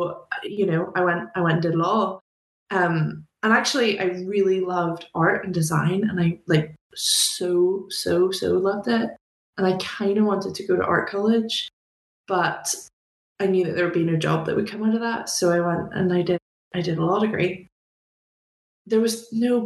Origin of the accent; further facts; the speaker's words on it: Belfast, Northern Ireland, United Kingdom; moved away as an adult; now in United States; where I grew up in Belfast